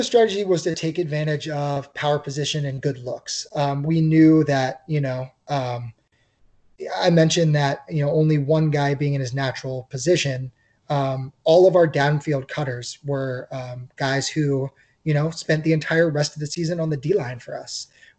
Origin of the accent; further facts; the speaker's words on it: Philadelphia, Pennsylvania, United States; moved away as an adult; also born or lived in Pittsburgh, United States; I'm a Philly kid. I grew up in the Philadelphia area